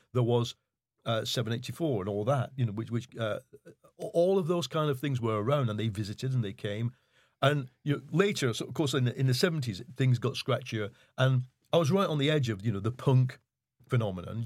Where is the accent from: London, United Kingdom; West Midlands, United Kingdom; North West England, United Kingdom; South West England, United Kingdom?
North West England, United Kingdom; Leigh; So I grew up in Lee, in Lancashire. Um, it's part of Wigan